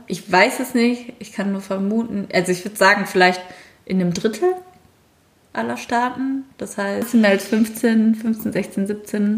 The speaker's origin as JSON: {"language": "German", "country": "Germany", "said": "bei uns in Deutschland"}